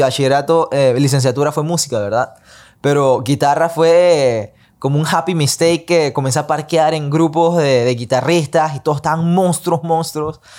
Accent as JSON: {"language": "Spanish", "country": "Panama", "tie": "born or raised there", "also_born_or_lived": "Los Angeles", "moved": "as an adult", "said": "nací y crecí en Panamá. Pasé 18, 19 años de mi vida acá antes de mover toda mi vida a Los Ángeles"}